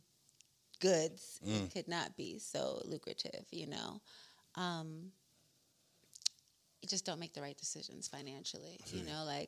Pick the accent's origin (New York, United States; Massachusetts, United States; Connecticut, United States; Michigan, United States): New York, United States; New York City; also born or lived in Germany; From New York, from the Bronx